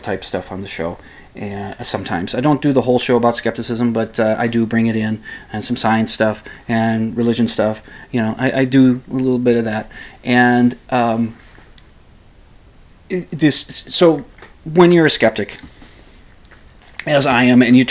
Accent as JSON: {"language": "English", "town": "St. Paul", "region": "Minnesota", "country": "United States", "tie": "born or raised there", "said": "I'm from St. Paul. Been in St. Paul virtually my entire life"}